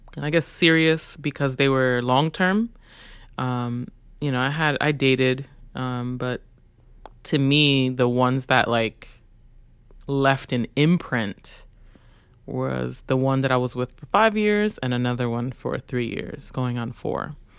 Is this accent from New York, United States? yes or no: yes; New York City, New York, United States; growing up in Brooklyn